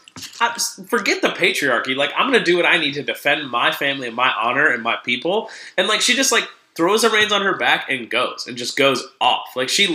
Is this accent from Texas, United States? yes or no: no; Southern Maryland, United States; I'm from Southern Maryland